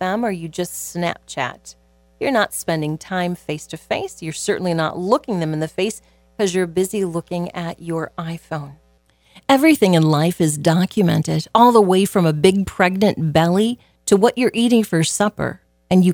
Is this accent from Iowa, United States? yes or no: yes; Southwest Iowa, United States; Growing up in Southwest Iowa as a little child